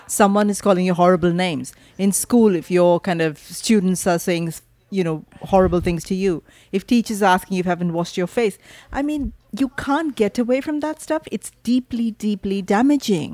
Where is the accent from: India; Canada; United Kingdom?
India; Mumbai, Maharashtra; growing up in Mumbai, and India